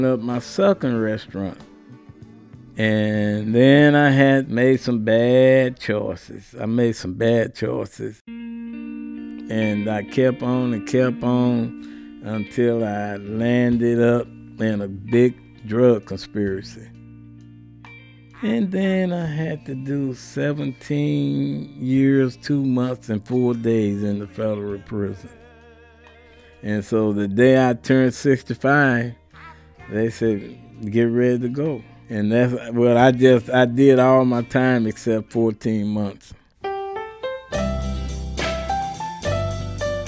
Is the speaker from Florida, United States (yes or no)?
no; Dallas, Texas, United States; I'm from Dallas, Texas